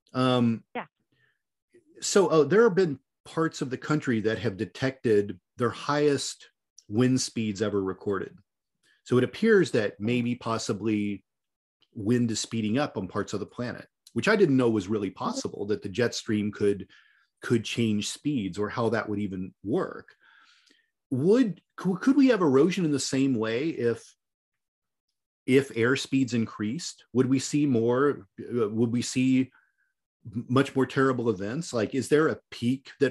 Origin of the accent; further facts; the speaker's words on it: Louisville, Kentucky, United States; in my hometown in the Louisville area